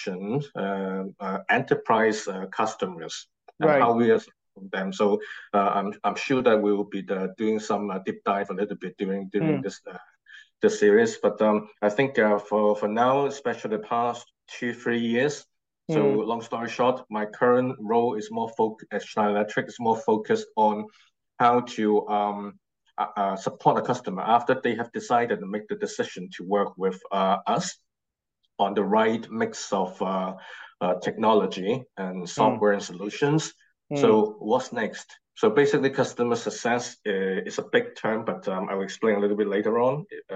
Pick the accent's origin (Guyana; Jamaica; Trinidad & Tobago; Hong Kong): Hong Kong; moved away as an adult; now in London, United Kingdom; I'm from Hong Kong originally, and now the past 2 years I now physically relocated and based in London, UK.